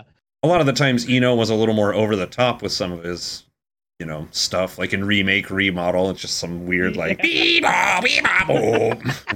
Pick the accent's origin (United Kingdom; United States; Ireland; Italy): United Kingdom; I'm British.